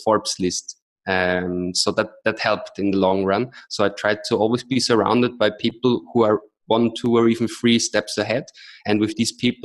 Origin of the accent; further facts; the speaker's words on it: Vienna, Austria; moved away; also born or lived in Austin, Texas; I'm originally from Austria, from Vienna